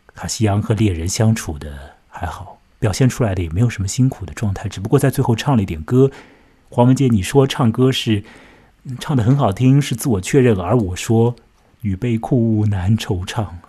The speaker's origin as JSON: {"language": "Chinese", "country": "China", "said": "我们中国人"}